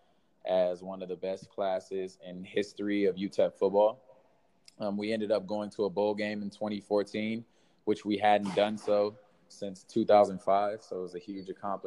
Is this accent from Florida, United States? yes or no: no; Rialto, California, United States; I'm originally from Rialto, which is in the Inland Empire of Southern California, born and raised